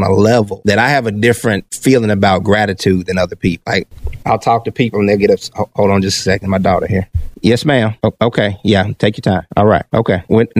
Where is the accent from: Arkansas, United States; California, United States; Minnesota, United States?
Arkansas, United States; Pine Bluff; also born or lived in Little Rock, Arkansas; I was born in Pine Bluff, Arkansas.